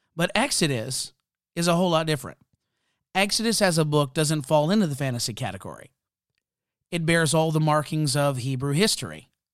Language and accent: English; Canada; I'm Canadian